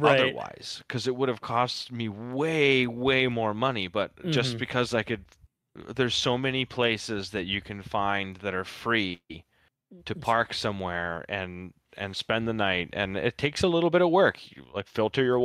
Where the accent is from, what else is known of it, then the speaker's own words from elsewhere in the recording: Ontario, Canada; I live 2 hours outside of Toronto.